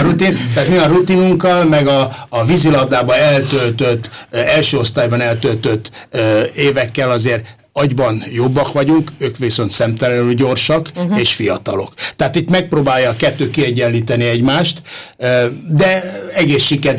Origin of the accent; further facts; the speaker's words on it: Pest area, Hungary; also born or lived in Valkó; mi mind a ketten Pest környékiek vagyunk